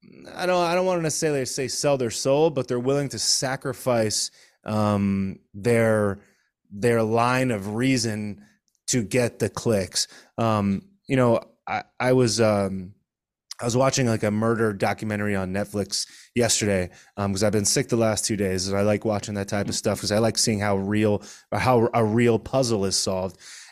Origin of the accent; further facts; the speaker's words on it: Connecticut, United States; I'm originally from Connecticut. I live in South Florida